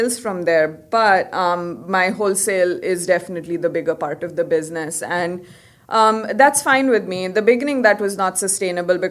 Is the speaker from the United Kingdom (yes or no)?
no; Karnataka, India; moved away; I'm from Karnataka, so I speak Kannada. I had to learn it in school, reading, writing